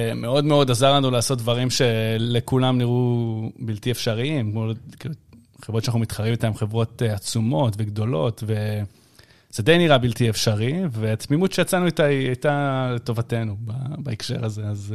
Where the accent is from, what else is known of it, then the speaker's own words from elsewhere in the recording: Ashdod, Southern District, Israel; אני מאשדוד